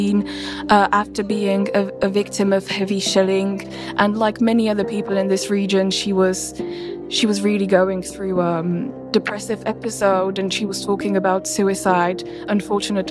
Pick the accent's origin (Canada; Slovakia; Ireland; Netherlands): Slovakia; my home country, Slovakia